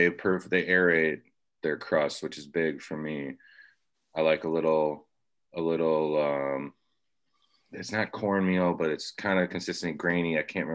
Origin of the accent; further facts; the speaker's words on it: Schaumburg, Illinois, United States; moved away as an adult; now in Nashville area, United States; when I was growing up in Schaumburg, Streamwood area of Hoffman Estates and outside of Chicago.